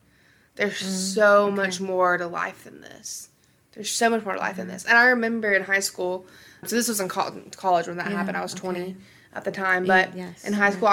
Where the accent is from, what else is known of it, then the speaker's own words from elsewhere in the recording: Birmingham, Alabama, United States; moved away as an adult; now in Tampa, United States; my hometown that I lived in my entire life